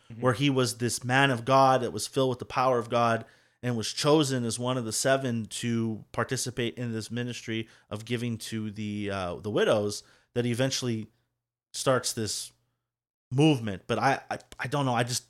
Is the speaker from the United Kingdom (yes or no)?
yes; Scotland, United Kingdom; So don't just be like, oh … likes it.